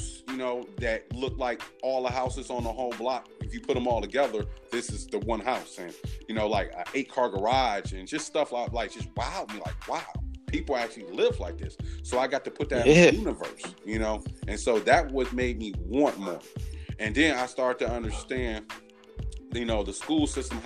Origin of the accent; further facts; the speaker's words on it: Detroit, Michigan, United States; I was raised on Detroit East Side in the 48205 zip code.